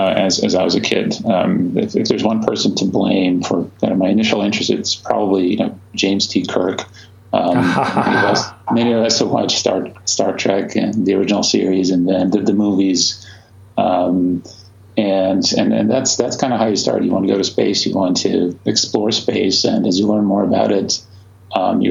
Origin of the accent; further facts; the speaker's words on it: Croatia; moved away as an adult; now in United States; I grew up in Croatia. I went to college there, did my physics degree there